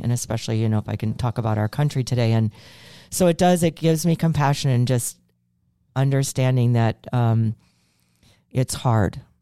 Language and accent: English; Chicago, Illinois, United States; I'm from Chicago